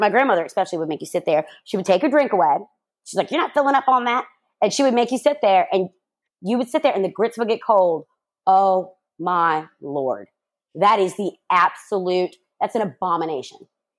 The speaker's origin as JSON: {"language": "English", "region": "the South", "country": "United States", "tie": "born or raised there", "said": "I grew up in the South."}